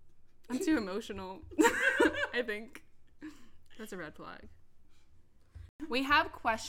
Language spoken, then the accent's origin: English; New Jersey, United States; I'm 22. Born and raised in New Jersey, South.